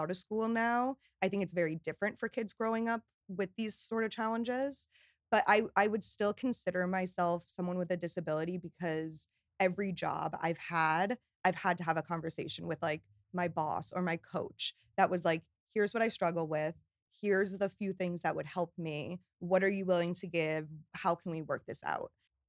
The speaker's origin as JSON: {"language": "English", "region": "New York", "country": "United States", "said": "But I'm a New Yorker, like through and through. So I had to get back to New York."}